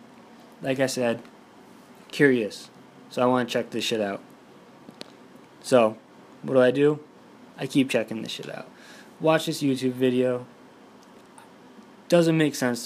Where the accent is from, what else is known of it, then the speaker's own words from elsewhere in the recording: Boston, Massachusetts, United States; I'm from Boston.